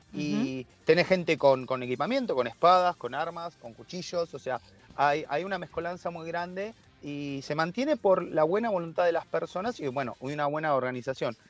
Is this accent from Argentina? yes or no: yes; Argentina; acá en Argentina